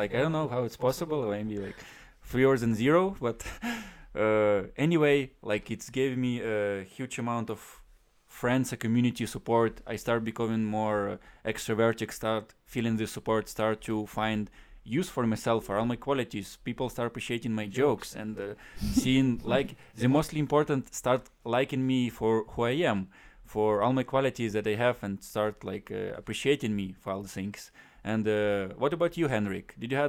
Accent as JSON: {"language": "English", "region": "West Ukraine", "country": "Ukraine", "tie": "born or raised there", "second_language": "English", "said": "At that time, it started basically just in my hometown, and we had a small West Ukraine league of Ultimate, and I started playing there."}